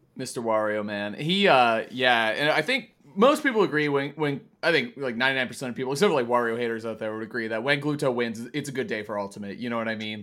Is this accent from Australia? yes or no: no; Italy; my home country, Italy, in Bologna